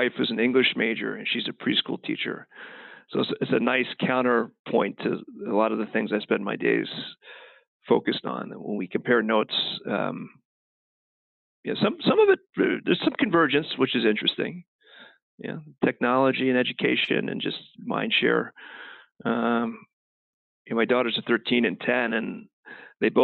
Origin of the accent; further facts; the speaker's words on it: Kentucky, United States; now in Kansas City, United States; I grew up in Kentucky